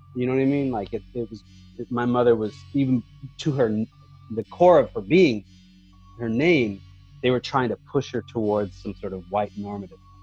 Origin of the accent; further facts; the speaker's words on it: Monterey, California, United States; living in Monterey, growing up in Monterey, like, we didn't have a lot of culture